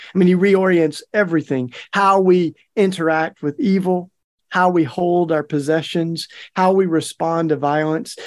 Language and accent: English; Tennessee, United States; moved away; my home state of Tennessee